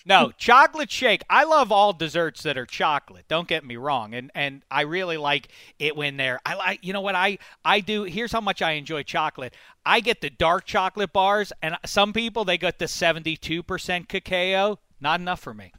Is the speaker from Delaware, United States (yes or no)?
no; Pittsburgh, Pennsylvania, United States; I grew up in Pittsburgh.